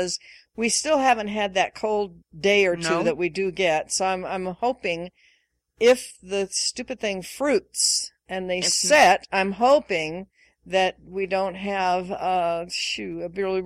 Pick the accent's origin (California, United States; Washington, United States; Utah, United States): Washington, United States; moved away; I grew up in Washington State, various parts of Washington State